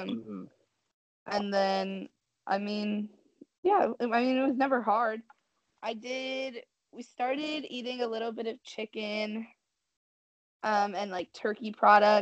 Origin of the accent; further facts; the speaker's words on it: Washington, United States; I grew up in Washington